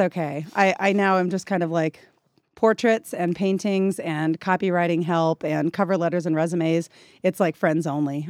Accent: Gladstone, Missouri, United States; moved away as an adult; now in Texas Panhandle, United States; I grew up in Kansas City, Missouri

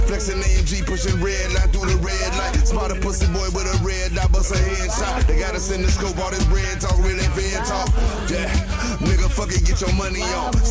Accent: Gary, Indiana, United States; I'm from Gary

